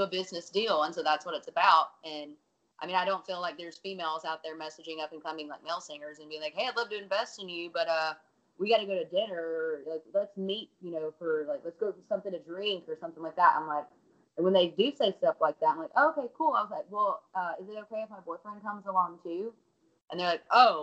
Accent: Alabama, United States; I'm from Alabama

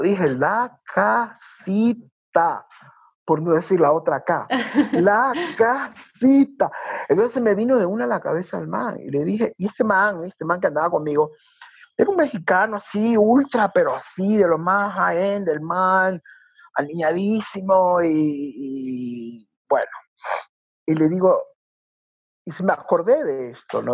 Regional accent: Guayaquil, Guayas, Ecuador; Soy guayaquileño y tengo un poquito más de años

